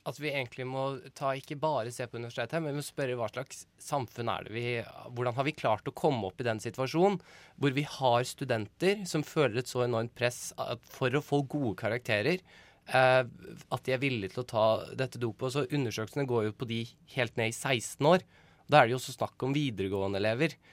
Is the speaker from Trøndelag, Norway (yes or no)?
no; Bærum, Akershus, Norway